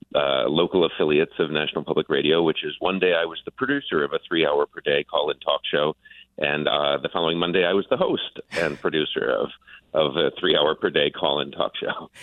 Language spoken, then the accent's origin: English; Buffalo, New York, United States; moved away; also born or lived in Grand Rapids, Michigan / Detroit, Michigan; I grew up in Buffalo, New York